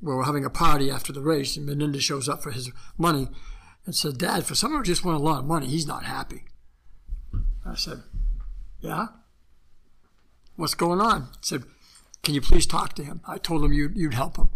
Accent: the East, East Coast, United States; moved away as an adult; also born or lived in California; I was from the East

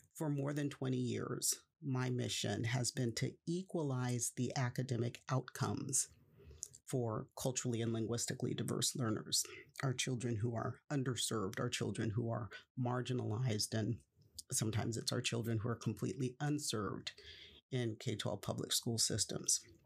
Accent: Stockton, California, United States; Stockton, California is my hometown. I was born there, I was raised there, and I spent the vast majority of my life there in Stockton.

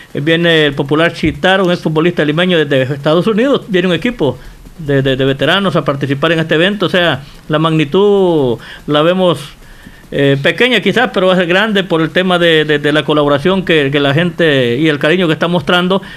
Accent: El Salvador; como decimos salvadoreño

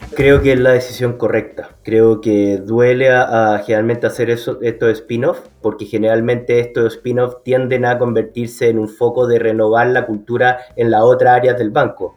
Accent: Chile; que soy chileno

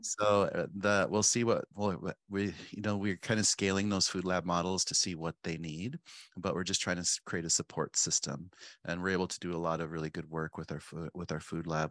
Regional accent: Pine Ridge, South Dakota, United States; moved away as an adult; also born or lived in Spearfish, South Dakota / Mexico / Montana; now in Minneapolis, United States; I was born and raised on Pine Ridge Reservation, and I moved to Spearfish, um, before high school

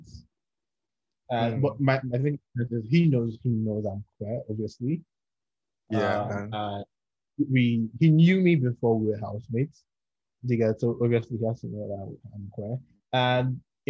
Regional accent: Port Harcourt, Rivers State, Nigeria; moved away as an adult; now in Lagos, Nigeria; I grew up in Port Harcourt, River State

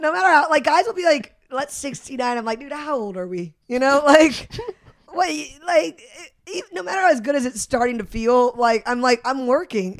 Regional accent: St. Louis, Missouri, United States; Saint Louis, Missouri.

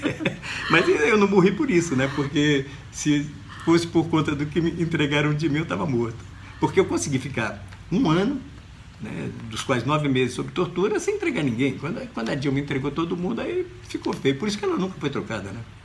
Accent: Brazil; moved away as an adult; Eu não nasci no Brasil

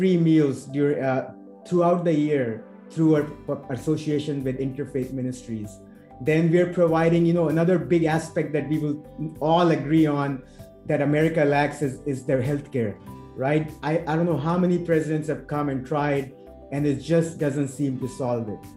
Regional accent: Agra, Uttar Pradesh, India; moved away; when I was growing up in India in that little colony of ours in Agra

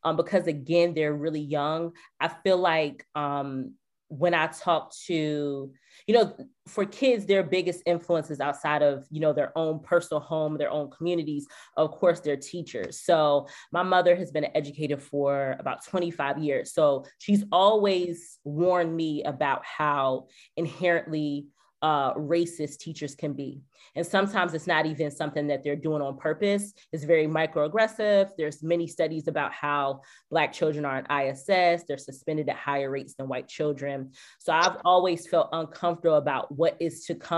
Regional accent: the North, United States; now in the South, United States; I'm from the North originally

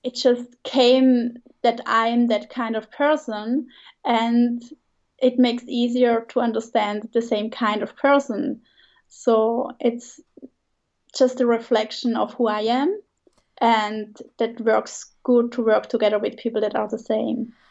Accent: Switzerland; English is a second language; moved away as an adult; also born or lived in Italy; I grew up in Switzerland near the border to Germany.

